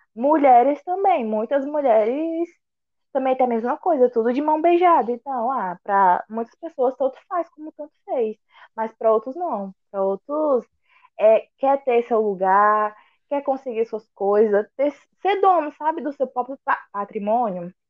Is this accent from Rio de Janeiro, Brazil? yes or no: no; Araguaína, Tocantins, Brazil; sou de Araguaína, Tocantins